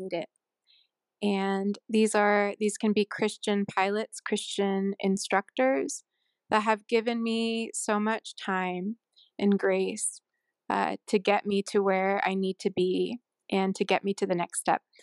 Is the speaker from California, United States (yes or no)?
yes; Sunnyvale, California, United States; also born or lived in Honolulu, Hawaii / Vero Beach, Florida; now in Utah, United States; I'm from a s, a town called Sunnyvale in California